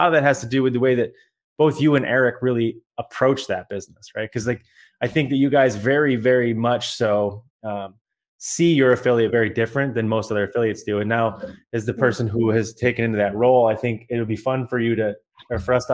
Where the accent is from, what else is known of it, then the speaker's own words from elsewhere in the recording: Australia; you get the Australian co-host